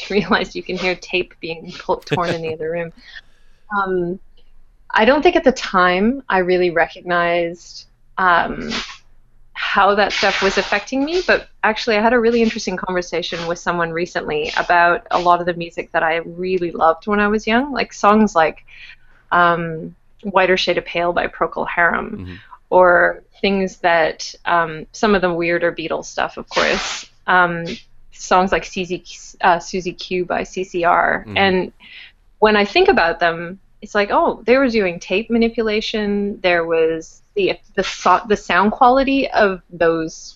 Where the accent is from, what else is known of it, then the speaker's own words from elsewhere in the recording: Winnipeg, Manitoba, Canada; moved away as an adult; also born or lived in Montreal; When I was growing up in Winnipeg